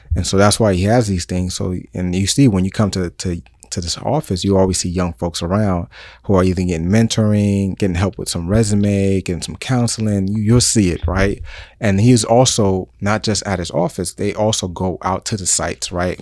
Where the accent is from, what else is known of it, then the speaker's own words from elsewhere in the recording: New York City, New York, United States; moved away; And I'm from New York City